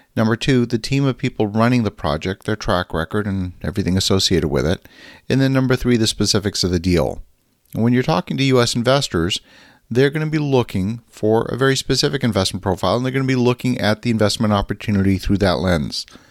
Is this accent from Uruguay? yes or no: no; Canada; a Canadian who's very active in U S investments